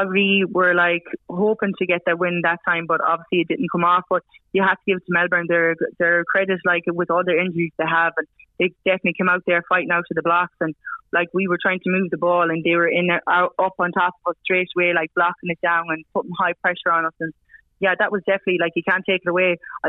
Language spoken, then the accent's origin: English; Ireland; moved away as an adult; now in Australia; being an Irish girl